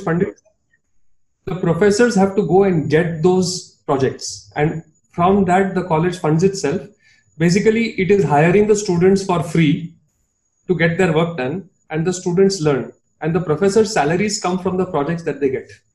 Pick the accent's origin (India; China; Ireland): India; Mumbai, Maharashtra; accent: Bombaya Hindi; now I'm from Bombay, you know, and I, yeah, I used to speak that. I still speak that very very Bombaya Hindi